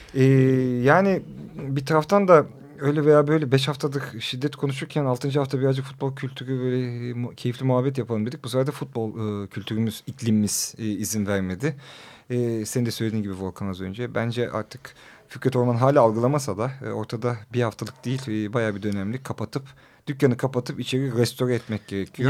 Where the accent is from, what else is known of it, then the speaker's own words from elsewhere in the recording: Rize, Rize Province, Turkey; now in Istanbul, Turkey; ben de Rizeliyim